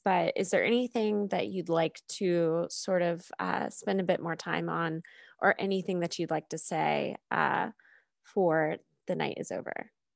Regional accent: United States; growing up in America

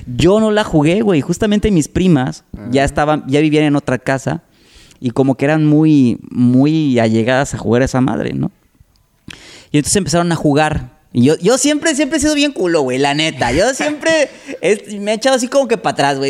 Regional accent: Salamanca, Guanajuato, Mexico; moved away as an adult; now in Tampico, Mexico; Yo soy de Salamanca, Guanajuato. Eh, allá viví 18 años y tengo ya 19, casi 20 años viviendo aquí en Tampico.

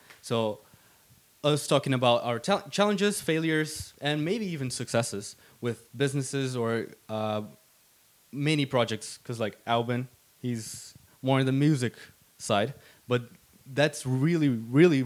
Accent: Brazil; now in Sweden; I'm from Brazil.

